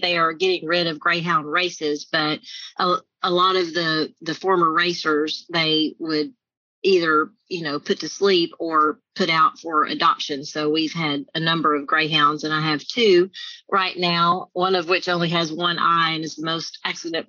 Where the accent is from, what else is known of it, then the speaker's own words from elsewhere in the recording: Mexia, Texas, United States; I am a small town girl. I grew up in Mahia, Texas